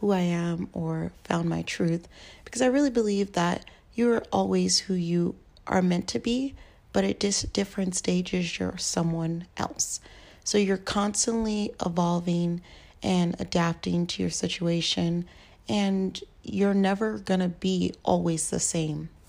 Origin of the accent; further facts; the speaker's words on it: Tucson, Arizona, United States; now in Portland, United States; I live in Portland, Oregon. I'm originally from Tucson, Arizona, and majority of my family still lives in Tucson, Arizona